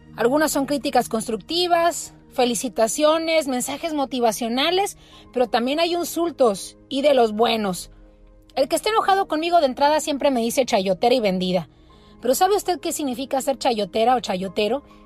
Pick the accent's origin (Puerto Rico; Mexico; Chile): Mexico; los mexicanos que vivimos en el territorio nacional